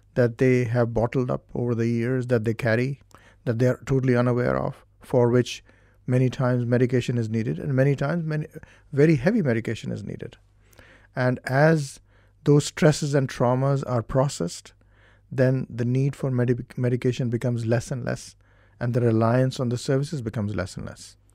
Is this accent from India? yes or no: yes; India; now in Ireland; originally, I'm from India, and I came to Ireland in nineteen ninety-one